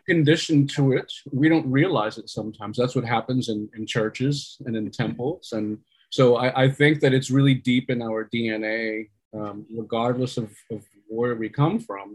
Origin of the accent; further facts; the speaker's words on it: New York, United States; I'm a New Yorker New York born Puerto Rican, but I was raised by uh, immigrants